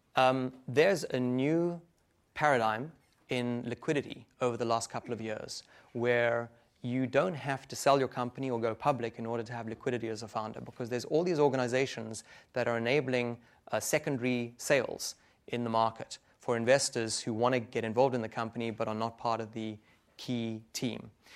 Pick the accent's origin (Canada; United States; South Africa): South Africa; Johannesburg, Gauteng; moved away; Africa, in Johannesburg, my hometown